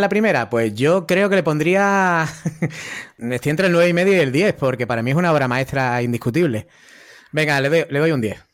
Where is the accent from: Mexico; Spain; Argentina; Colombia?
Spain; Málaga, Andalusia; Yo soy de Málaga